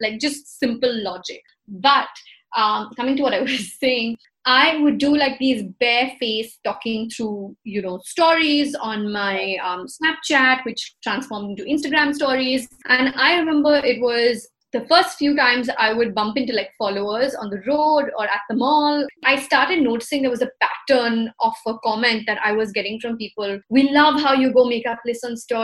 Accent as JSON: {"language": "English", "country": "India", "said": "We're Indian"}